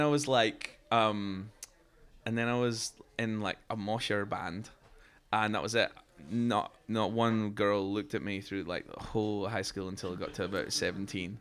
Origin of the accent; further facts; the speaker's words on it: Fife, Scotland, United Kingdom; where I grew up in Scotland